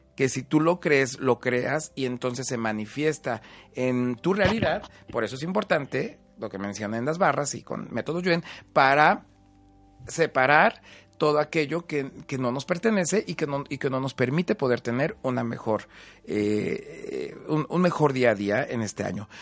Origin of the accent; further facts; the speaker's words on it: Huamantla, Tlaxcala, Mexico; soy de Guamante, Tlaxcala